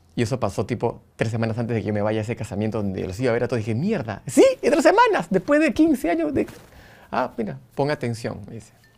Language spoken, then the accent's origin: Spanish; Lima, Peru; now in Buenos Aires, Argentina; Amo mi Lima, cada vez que voy me emociona, amo mi Perú, soy repatriota